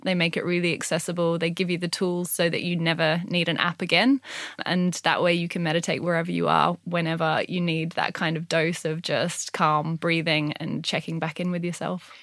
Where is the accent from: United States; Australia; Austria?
Australia; Gold Coast, Queensland; now in United Kingdom; So I grew up on the Gold Coast in Australia